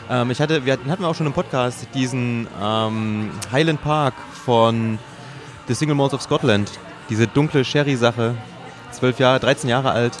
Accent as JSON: {"language": "German", "region": "Thuringia", "country": "Germany", "moved": "yes", "said": "ich bin ja Thüringer, wir waren in Thüringen"}